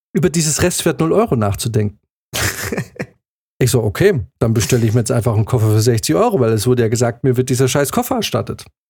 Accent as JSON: {"language": "German", "area": "Swabia", "region": "Baden-Württemberg", "country": "Germany", "tie": "born or raised there", "also_born_or_lived": "Bavaria", "moved": "as an adult", "lives_now": "Munich, Germany", "said": "Dann ist nämlich der Schwabe in mir, diese kleine schwäbische Stimme im Hinterkopf eines jeden gebürtigen Schwaben"}